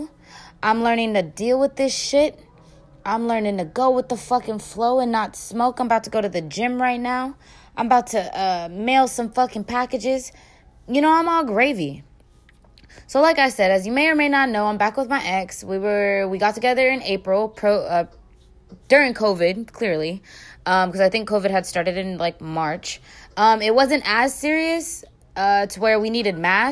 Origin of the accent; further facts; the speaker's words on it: San Francisco, California, United States; I'm from San Francisco.